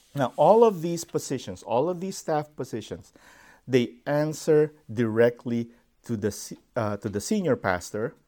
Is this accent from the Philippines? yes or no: yes; Philippines; I grew up, um, in such a setting. I am from the Philippines